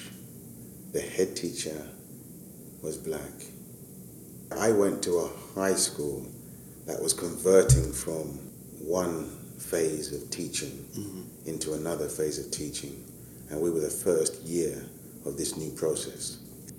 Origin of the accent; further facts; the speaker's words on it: London, United Kingdom; born and raised in East London, in Hackney, working class background, Nigerian parents